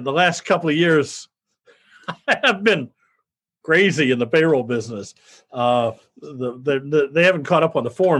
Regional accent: Midwest, United States; I grew up in the Midwest, graduated from high school, went in the Marine Corps

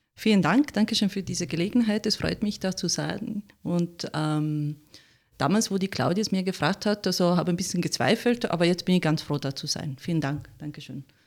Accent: Italy; German is a second language; moved away as an adult; now in Austria; ich bin Italienerin, ganz hundertprozentig. Und äh, ich habe mich verliebt und bin natürlich nach Österreich gekommen

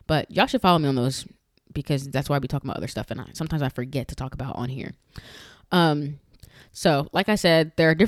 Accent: New York, United States; now in Florida, United States; I'm from Florida. I'm originally from New York, but I've been in Florida for a long time.

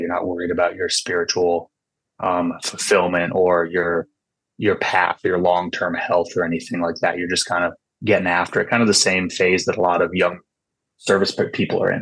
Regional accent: California Bay Area, United States; also born or lived in Washington; I grew up in California Bay Area

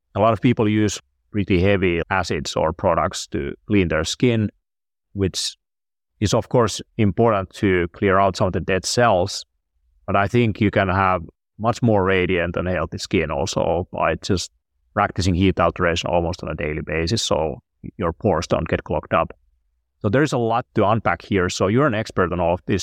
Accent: Finland; I'm from Finland

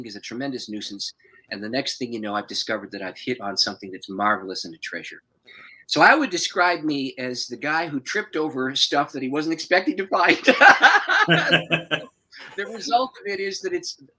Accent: St. Catharines, Ontario, Canada; now in Windsor, Canada; I'm originally from St. Catharines, which is just north of Niagara Falls. So I have grown up very close

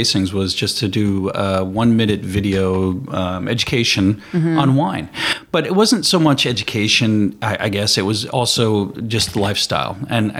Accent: New Jersey, United States; moved away as an adult; also born or lived in San Diego; now in Sonoma, United States; No, I grew up in Jersey.

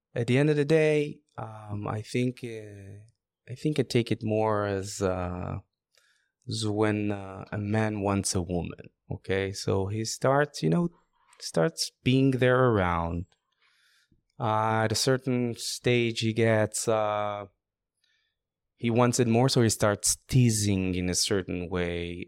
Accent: Israel; I'm from Israel

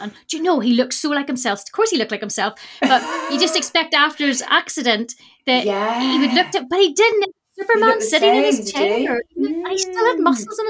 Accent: Northern Ireland, United Kingdom; moved away as an adult; also born or lived in Glasgow; I am actually originally from Northern Ireland. But I moved to Glasgow when I was 19 because I went to uni there.

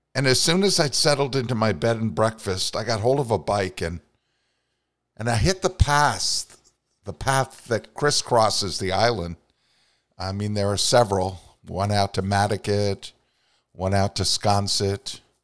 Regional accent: Vermont, United States; my native Northeast

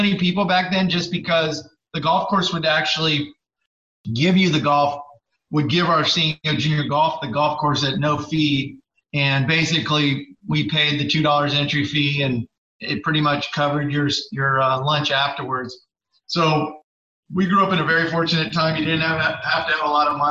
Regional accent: San Diego, California, United States; I grew up here in San Diego

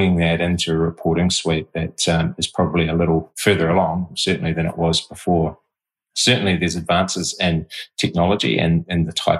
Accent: Te Awamutu, Waikato, New Zealand; Growing up in Te Awamutu, which is a rural community

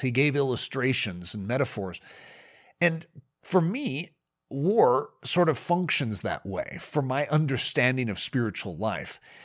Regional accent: United States; I'm from America

